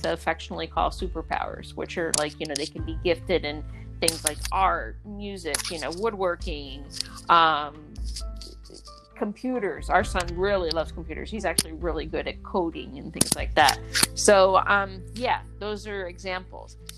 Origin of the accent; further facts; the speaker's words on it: Dutchess County, New York, United States; also born or lived in Raleigh, North Carolina; now in North Carolina, United States; I'm from Dutchess County, New York